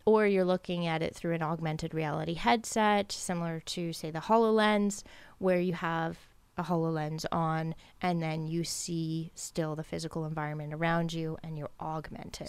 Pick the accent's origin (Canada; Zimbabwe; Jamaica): Canada; Ontario; now in Nova Scotia, Canada; I grew up in Ontario